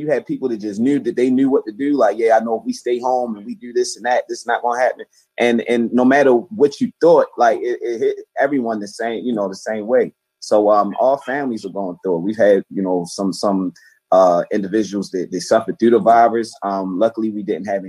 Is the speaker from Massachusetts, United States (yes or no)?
no; Baltimore, Maryland, United States; I'm from Baltimore, Maryland. East Baltimore, to be exact, and just a child of Baltimore City